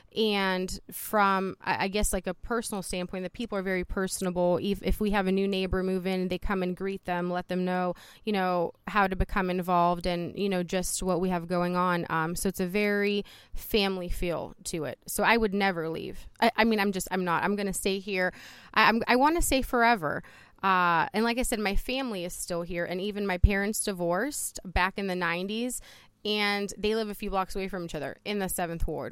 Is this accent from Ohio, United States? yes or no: yes; Youngstown, Ohio, United States; also born or lived in Poland; I am originally from Poland, Europe. I came here with my mom and my brother in nineteen eighty-seven. And upon coming to the United States, we came straight to Youngstown, Ohio. Um, so I have been here a majority of my life